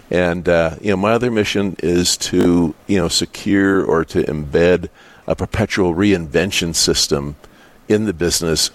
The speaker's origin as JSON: {"language": "English", "town": "Dickinson", "region": "North Dakota", "country": "United States", "tie": "born or raised there", "said": "I was born in Dickinson. I went to Catholic school here"}